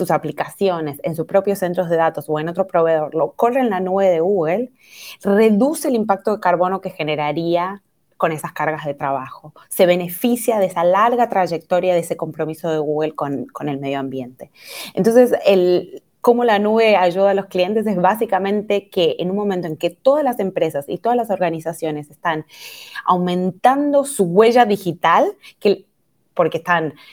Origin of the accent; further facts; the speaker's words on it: Argentina; now in Brazil; soy argentina, pero vivo en Brasil, así que ya me ha quedado como un acento de medio de ningún lugar.